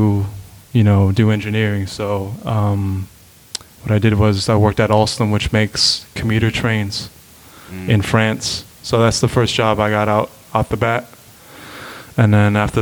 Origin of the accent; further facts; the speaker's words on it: Rochester, New York, United States; born and raised in Rochester